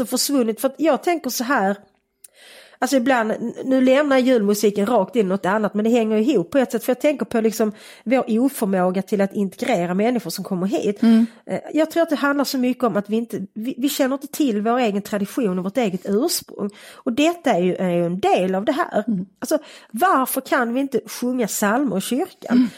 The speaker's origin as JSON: {"language": "Swedish", "town": "Malmö", "region": "Skåne", "country": "Sweden", "tie": "born or raised there", "said": "Jag är uppväxt i Malmö på Sofielund"}